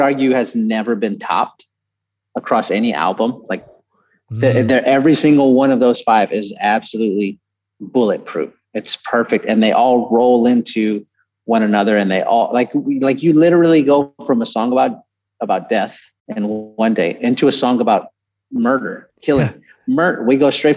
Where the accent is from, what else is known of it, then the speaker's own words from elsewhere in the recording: San Antonio, Texas, United States; also born or lived in Houston; I grew up in San Antonio